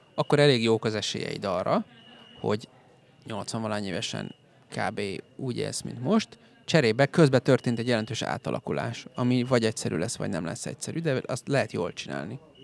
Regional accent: Hungary

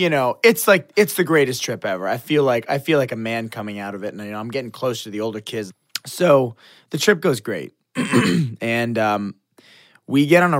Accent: Woodstock, New York, United States; also born or lived in Washington, D.C.; I'm from Woodstock, New York. That's where I grew up for the most part. Originally from D.C., but I grew up for the most part in Woodstock, New York

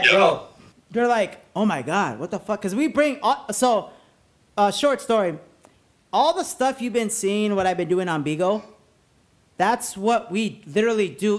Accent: La Puente, California, United States; where I grew up in La Puente

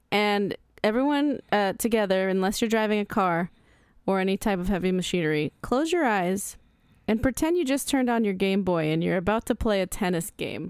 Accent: United States; I'm American.

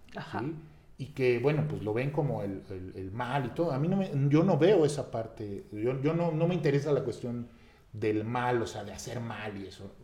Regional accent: Mexico; como mexicanos

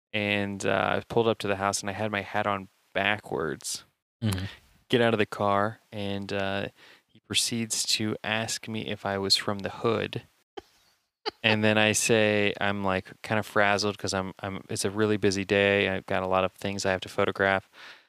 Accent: Indiana, United States; I'm from Indiana, Steve.

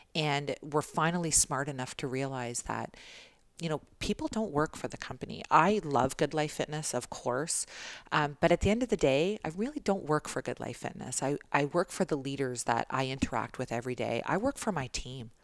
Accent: Toronto, Ontario, Canada; I was born in Toronto

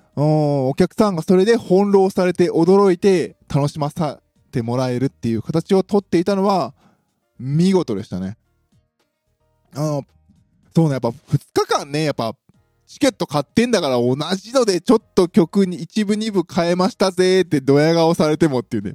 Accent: Osaka, Japan; 私の地元、大阪

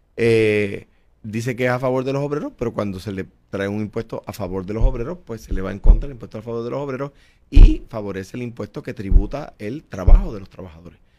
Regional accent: Coamo, Puerto Rico; also born or lived in San Juan; Soy un jíbaro de Cuamo. Eh, me crié allí, allí regresaré

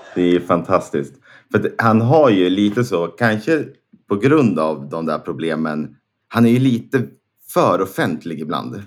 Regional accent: Näs, Sweden; moved away as an adult; Näs är ju där jag är uppvuxen

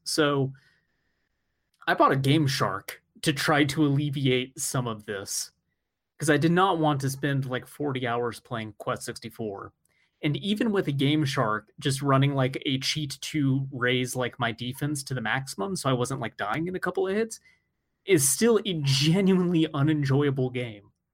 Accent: United States; I'm American

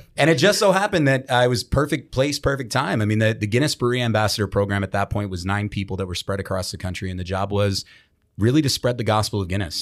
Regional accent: Baltimore, Maryland, United States; in Baltimore, my hometown

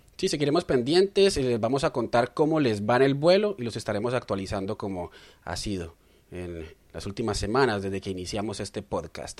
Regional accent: Colombia; now in Melbourne, Australia; Somos periodistas colombianos viviendo en Australia

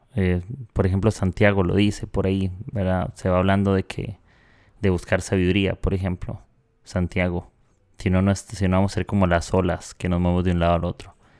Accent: Costa Rica; accent: tico; moved away as an adult; now in Peru; soy de Costa Rica, vivo en Perú, eh, a los de Costa Rica nos dicen ticos y no sabemos pronunciar bien la letra R

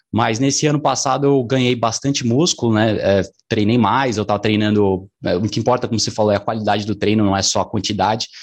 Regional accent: São Paulo, Brazil; Eu sou aqui de São Paulo

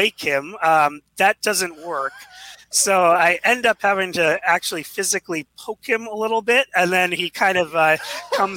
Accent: Seattle, Washington, United States; I grew up here in Seattle, went to University of Washington

